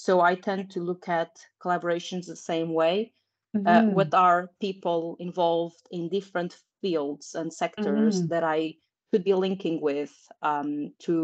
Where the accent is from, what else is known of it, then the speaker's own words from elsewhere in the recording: Portugal; moved away as an adult; also born or lived in United Kingdom; I moved back to my home country, which is Portugal